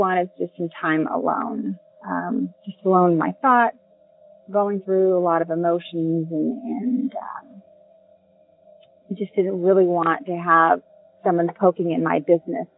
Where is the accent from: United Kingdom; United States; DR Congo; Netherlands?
United States; Southern California; I come from Southern California, born and raised